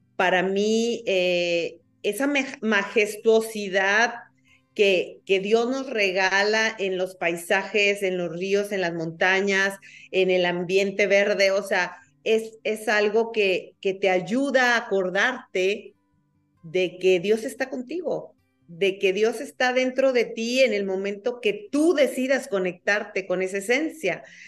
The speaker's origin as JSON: {"language": "Spanish", "country": "Mexico", "said": "los mexicanos somos"}